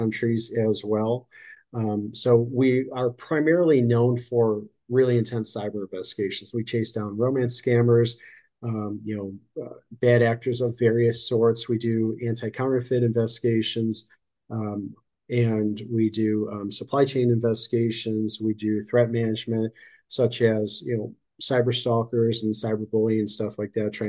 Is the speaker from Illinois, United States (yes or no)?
yes; Chicago, Illinois, United States; moved away as an adult; also born or lived in California; now in Florida, United States; I'm in Florida now, but I was born and raised in Chicago